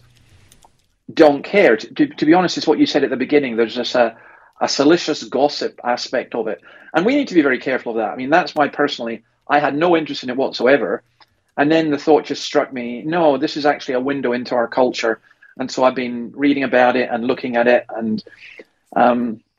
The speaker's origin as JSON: {"language": "English", "region": "Scotland", "country": "United Kingdom", "moved": "yes", "lives_now": "Australia", "said": "I'm a Scottish commentator or a UK commentator here in Australia"}